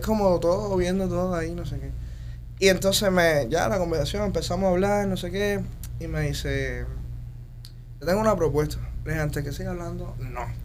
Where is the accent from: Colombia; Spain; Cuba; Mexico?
Cuba; moved away as an adult; now in United States; mi móvil en Cuba lo tenía todo el mundo